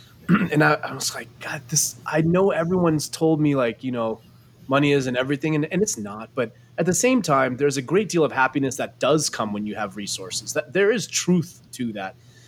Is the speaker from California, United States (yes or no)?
yes; Los Angeles, California, United States; born or raised there